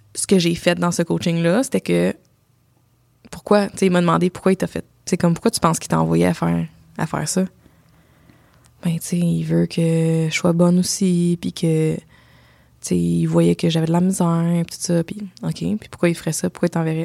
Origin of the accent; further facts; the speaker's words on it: Ontario, Canada; je viens de l'Ontario, je suis moitié euh, Sri Lankaise